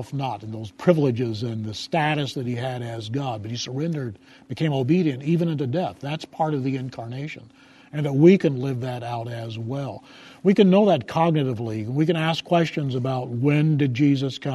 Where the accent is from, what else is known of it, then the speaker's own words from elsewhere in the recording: United States; In my national identity as an American